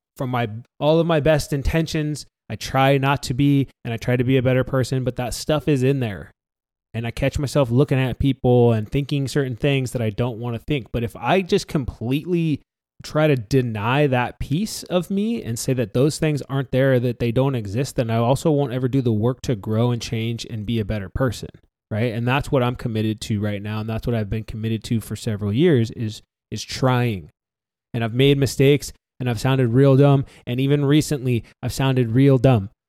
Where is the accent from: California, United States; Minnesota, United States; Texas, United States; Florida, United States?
California, United States; San Diego; I grew up in North County, San Diego middle class family